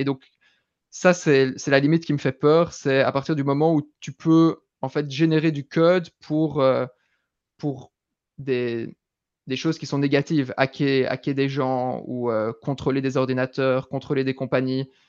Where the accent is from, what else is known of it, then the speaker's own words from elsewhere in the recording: Belgium; accent: Belgian; moved away as an adult; also born or lived in London; je viens de Belgique, je suis belge, vous entendrez peut-être un, un, petit accent. J'ai vécu en Belgique jusqu'à 18 ans